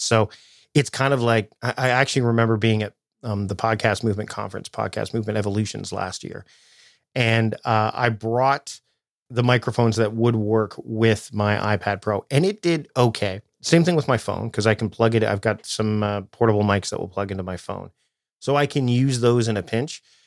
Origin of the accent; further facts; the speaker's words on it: Toronto, Ontario, Canada; moved away as an adult; now in Victoria, Canada; I'm originally from the Toronto area, and then I moved out to Victoria, BC, which is where I am now